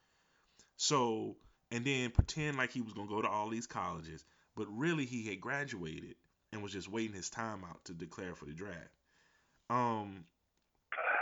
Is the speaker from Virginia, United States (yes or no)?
yes; Martinsville, Virginia, United States; he used to go to high school in my hometown